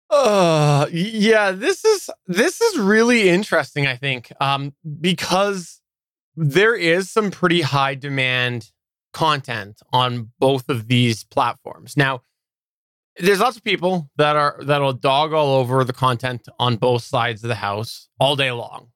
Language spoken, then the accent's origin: English; Canada; I am Canadian